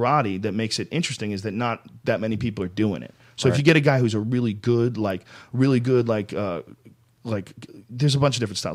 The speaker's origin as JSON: {"language": "English", "town": "Boston", "region": "Massachusetts", "country": "United States", "tie": "born or raised there", "moved": "as an adult", "lives_now": "California, United States", "said": "When I grew up in Boston, I drove every day because I delivered newspapers"}